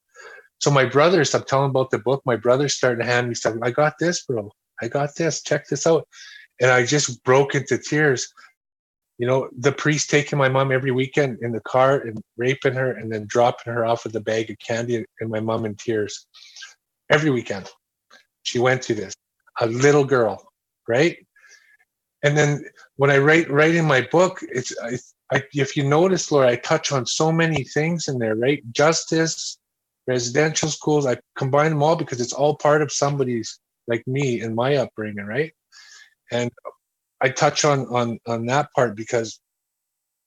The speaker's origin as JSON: {"language": "English", "town": "Edmonton", "region": "Alberta", "country": "Canada", "tie": "born or raised there", "said": "All the streets of Edmonton"}